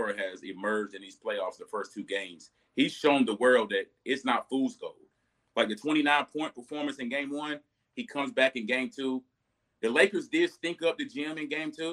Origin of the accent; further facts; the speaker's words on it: Johnston County, North Carolina, United States; I'm from Johnston County. A lot of people don't know that. I'm from Johnston County, so I got to rep the hometown